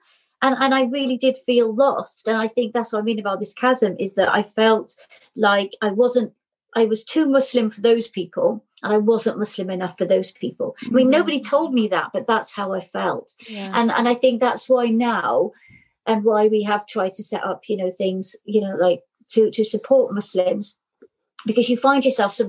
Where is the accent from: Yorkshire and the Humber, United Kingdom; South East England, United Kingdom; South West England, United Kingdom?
South West England, United Kingdom; Cornwall; now in Cardiff, United Kingdom; I was born in Cornwall, but I've lived in Cardiff since 1990